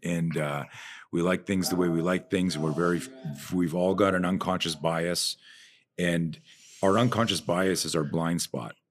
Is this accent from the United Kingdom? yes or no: no; Canada; I'm from Canada, so you're either a skier or a skater